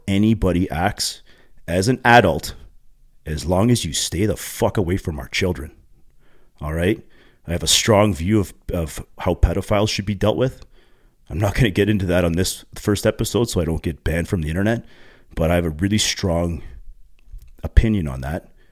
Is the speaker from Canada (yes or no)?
yes; Pickering, Ontario, Canada; now in Uxbridge, Canada; two parents actually from Pickering, Ontario, which is just east of Toronto. It's actually my hometown where I grew up.